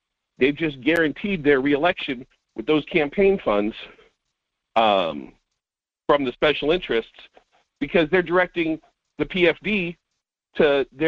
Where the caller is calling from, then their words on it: North Pole, Alaska, United States; This is … from North Pole.